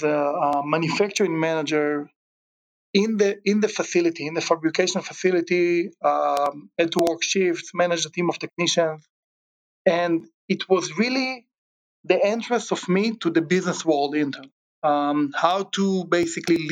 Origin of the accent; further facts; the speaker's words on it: Israel; moved away as an adult; also born or lived in Chicago; now in Southern California, United States; I grew up in Israel, great childhood